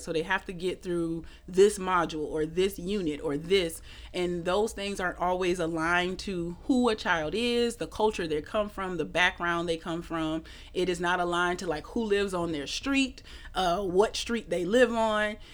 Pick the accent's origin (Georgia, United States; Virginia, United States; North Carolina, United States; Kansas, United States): Georgia, United States; Atlanta; moved away as an adult; now in New Orleans, United States; I'm actually from Atlanta. I came here in 2011